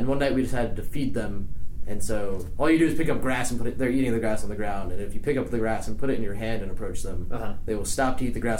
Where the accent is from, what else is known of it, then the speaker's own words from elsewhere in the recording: United States; accent: American; my American accent